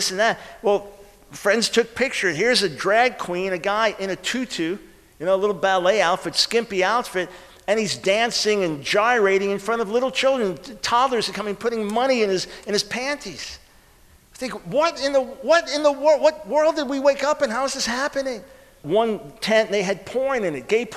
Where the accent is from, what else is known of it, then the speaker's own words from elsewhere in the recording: New York, United States; now in Charlotte, United States; I'm from New York originally